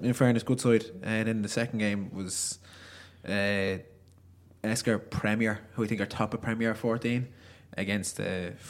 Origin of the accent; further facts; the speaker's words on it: Ireland; I'm not from Newbridge, I'm from Leeks.